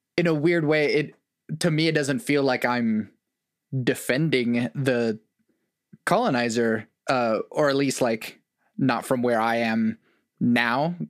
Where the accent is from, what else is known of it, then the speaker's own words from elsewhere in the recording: Oklahoma, United States; as a non-white kid growing up in Oklahoma